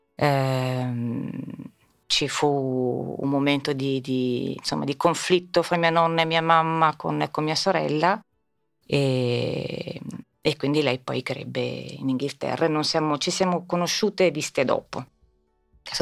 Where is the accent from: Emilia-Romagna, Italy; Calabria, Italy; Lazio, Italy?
Lazio, Italy; Rome; now in Milan, Italy; ho fatto a Roma? Ho fatto, avendo la nonna americana, ho fatto la scuola americana